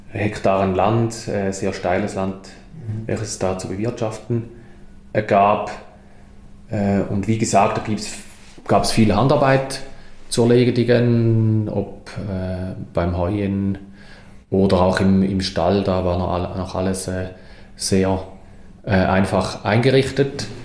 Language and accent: German; Mosnang, St. Gallen, Switzerland; Ich wuchs auf einem kleinen Bauernhof in der Toggenburger Gemeinde Mosnang auf, mit, zusammen mit sechs Geschwistern.